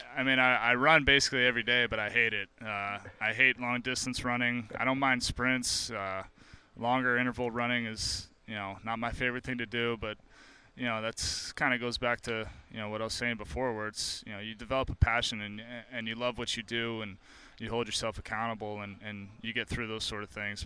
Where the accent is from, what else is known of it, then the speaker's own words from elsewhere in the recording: New Jersey, United States; moved away; I grew up in New Jersey